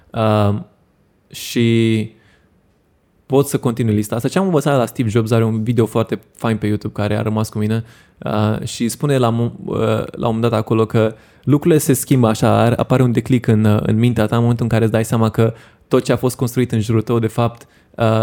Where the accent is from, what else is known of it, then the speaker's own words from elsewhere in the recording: Romania; unde cred eu că avem noi marea șansă ca români, e în a deveni o țară de freelanceri.